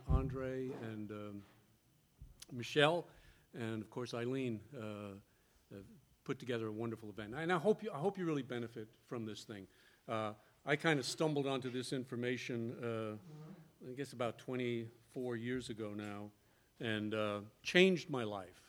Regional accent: New York City, New York, United States; moved away; also born or lived in the South; I was born in New York City

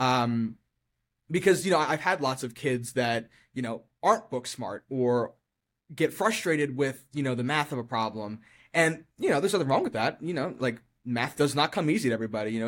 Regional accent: Eldersburg, Maryland, United States; I grew up in Eldersburg, and I lived in Eldersburg up until last year when I moved out

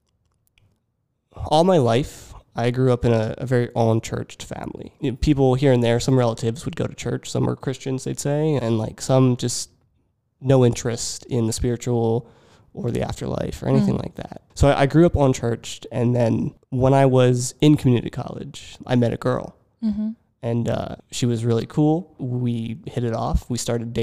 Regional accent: Richland, Pennsylvania, United States; also born or lived in Lebanon, Pennsylvania / Philadelphia; I grew up in a very small town, Richland, Pennsylvania

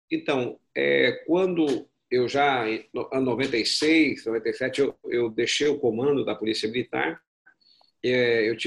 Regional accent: Belo Horizonte, Minas Gerais, Brazil; born there; É, eu, sou nascido, na verdade, em Belo Horizonte, né? Meu pai, sou mineiro.

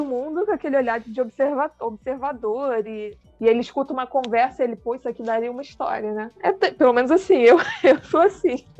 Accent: Rio de Janeiro, Brazil; accent: carioca; moved away as an adult; now in Pelotas, Brazil; Sou carioca e hoje estou situada, né? Residindo no Rio Grande do Sul, em Pelotas

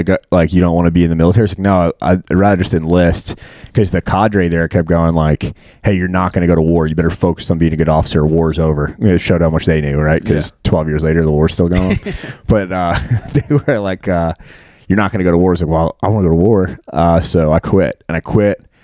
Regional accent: Long Island, New York, United States; moved away as an adult; now in Northern Virginia, United States; I'm from Long Island. Grew up like suburbs of Long Island.

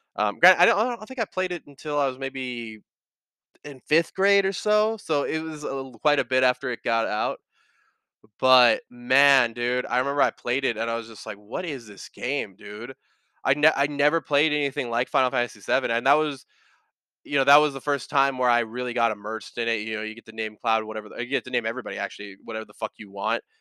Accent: United States; you maybe see me, Johnny, and Michael as American

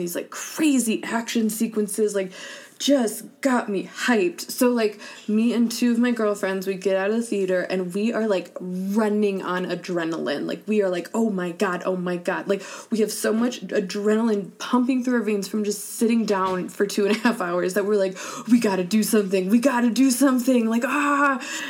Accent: Indiana, United States; moved away; I'm from Indiana

